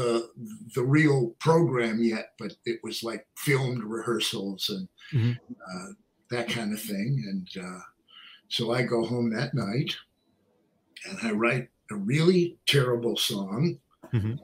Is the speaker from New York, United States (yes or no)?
yes; New York City, New York, United States; I'm from Manhattan